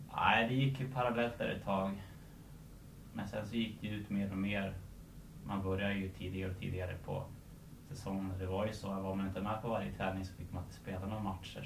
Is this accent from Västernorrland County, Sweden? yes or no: no; Surahammar, Västmanland, Sweden; also born or lived in Stockholm / Tullinge; jag är uppväxt i Surahammar